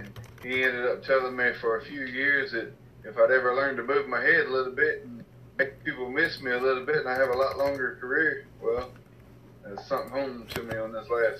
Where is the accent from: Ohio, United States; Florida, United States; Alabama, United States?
Alabama, United States; Mobile; born there; I'm from down south, man. I was born in Mobile. I moved around a lot whenever I was growing up.